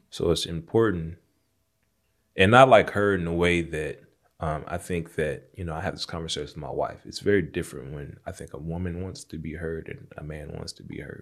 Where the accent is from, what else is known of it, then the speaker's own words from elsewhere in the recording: Jonesboro, Arkansas, United States; that I grew up in, Jonesboro, Arkansas